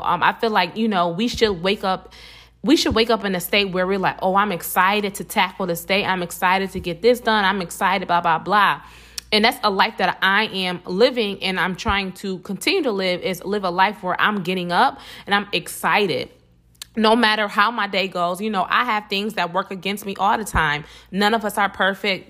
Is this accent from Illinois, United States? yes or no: no; Buffalo, New York, United States; I'm from Buffalo, New York, not New York City